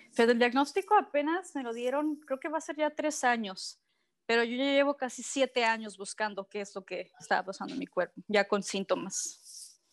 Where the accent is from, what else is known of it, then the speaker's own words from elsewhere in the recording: Cabo San Lucas, Baja California Sur, Mexico; nací en San, José del Cabo, ¿no? Pero siempre en Cabo San Lucas.